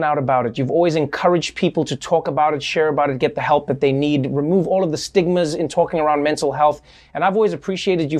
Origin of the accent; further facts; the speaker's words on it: South Africa; I grew up in South Africa